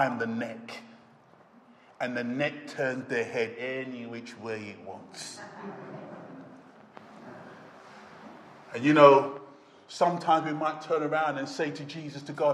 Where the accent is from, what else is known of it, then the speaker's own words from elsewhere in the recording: United Kingdom; we're British